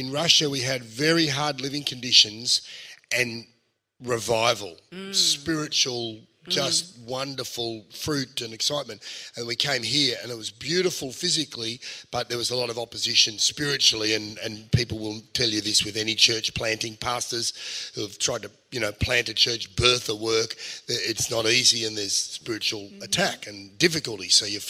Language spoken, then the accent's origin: English; England, United Kingdom; born there; And I was born in England.